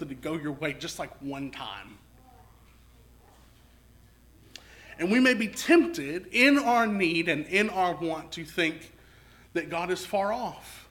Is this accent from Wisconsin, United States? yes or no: no; Texarkana, Arkansas, United States; I grew up in Southwest Arkansas. Grew up in Texarkana